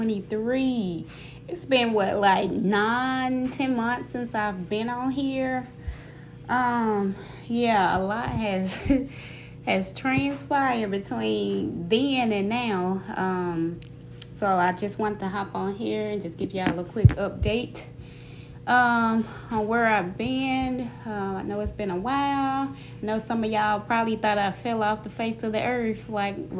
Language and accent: English; Mississippi, United States; moved away as an adult; also born or lived in Georgia; I'm originally born and raised in Mississippi, and I spent the last, 3 years in Georgia.